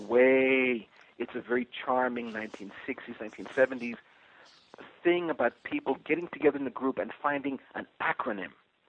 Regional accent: New York City, New York, United States; born there; also born or lived in Mexico / Puerto Rico / Spain; I was born in New York City.

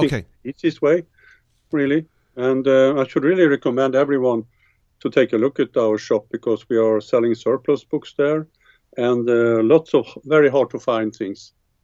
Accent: Mariestad, Västra Götaland, Sweden; in my hometown, Mariestad, which is in the center part of Sweden.

